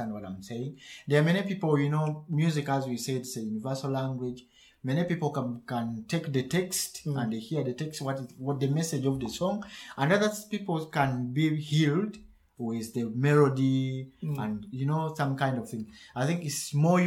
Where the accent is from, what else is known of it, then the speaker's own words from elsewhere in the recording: Uganda; first language Luganda; English is a second language; now in Germany; I do much of the Luganda, my mother's Prussian, that's my mother language